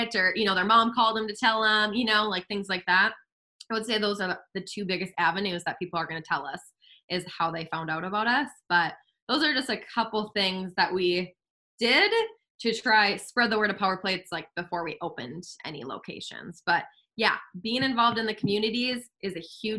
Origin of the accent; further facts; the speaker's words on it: West Fargo, North Dakota, United States; my husband and I, were born and raised in West Fargo